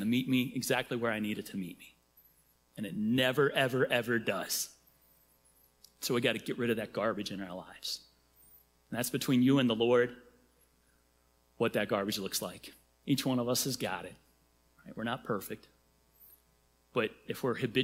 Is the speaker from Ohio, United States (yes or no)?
yes; Cincinnati, Ohio, United States; I'm from Cincinnati